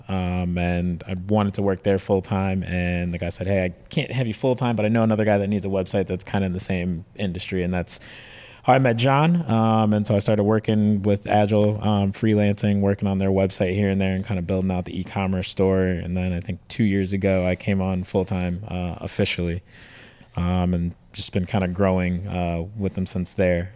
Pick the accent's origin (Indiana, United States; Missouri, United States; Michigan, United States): Michigan, United States; Detroit; now in San Diego, United States; I moved here from Detroit, so Detroit's the Motor City, so everybody's into cars. Everybody's dad, grandpa has a race car in their garage, so that's just all I grew up around